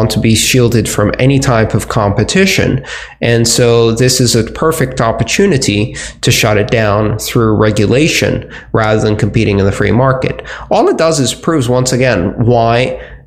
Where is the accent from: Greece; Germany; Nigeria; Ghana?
Greece; moved away; where I grew up in Greece